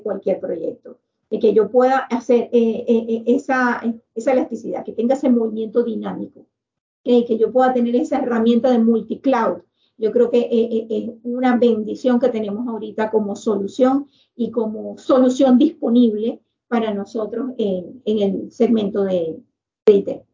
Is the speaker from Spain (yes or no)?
no; Venezuela; nosotros como venezolanos